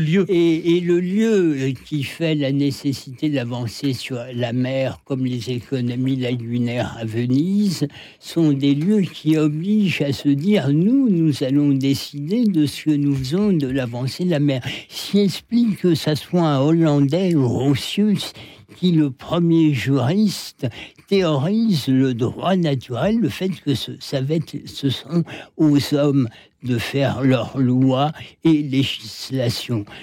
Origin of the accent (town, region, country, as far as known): France